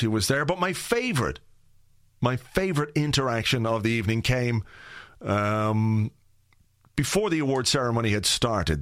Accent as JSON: {"language": "English", "country": "Ireland", "said": "fellow Irishman."}